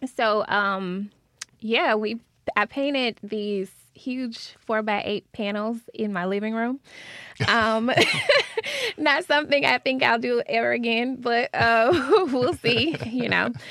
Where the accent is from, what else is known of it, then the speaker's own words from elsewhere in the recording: Fayette, Mississippi, United States; also born or lived in Savannah, Georgia; now in Jackson, United States; I'm from Fayette, so I was, I was raised seeing the need for it